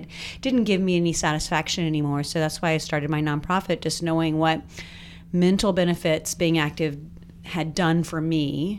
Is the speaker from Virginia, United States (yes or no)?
yes; Richmond, Virginia, United States; moved away; I'm from Richmond.